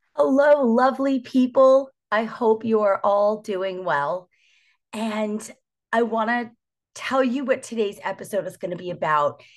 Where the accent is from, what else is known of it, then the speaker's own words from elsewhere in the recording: New Jersey, United States; born and raised in New Jersey